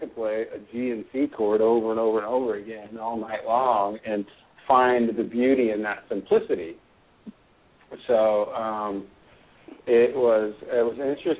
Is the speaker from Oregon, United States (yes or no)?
yes; Portland, Oregon, United States; So my whole life, I grew up in Portland, Oregon, very liberal